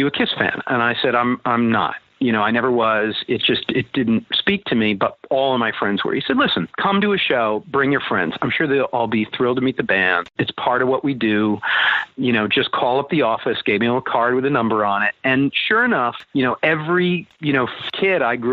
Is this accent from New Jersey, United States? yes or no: no; Connecticut, United States; moved away; also born or lived in New York; Connecticut, my hometown